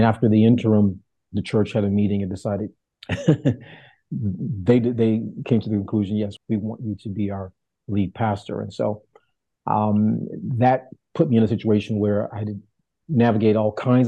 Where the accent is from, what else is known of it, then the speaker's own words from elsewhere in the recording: Chicago, Illinois, United States; moved away as an adult; also born or lived in Dallas-Fort Worth, Texas; now in Bronx, United States; Born and raised on the south side of Chicago